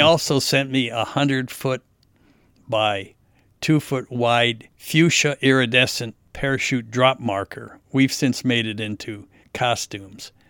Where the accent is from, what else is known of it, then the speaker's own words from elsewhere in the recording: United States; I was an American